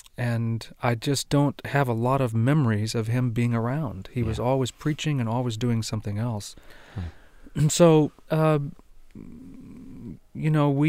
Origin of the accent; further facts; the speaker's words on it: Argentina; it's a bit more complicated than that, because I was raised in Argentina, and my folks were missionaries. And I really was sent away to a boarding school at age 7.